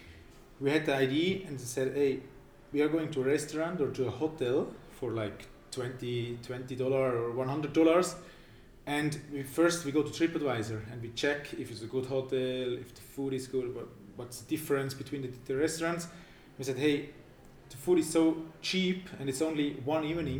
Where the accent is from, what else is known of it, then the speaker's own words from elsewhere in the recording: Winterthur, Zurich, Switzerland; also born or lived in St. Gallen; I'm 30 years old from Winterthur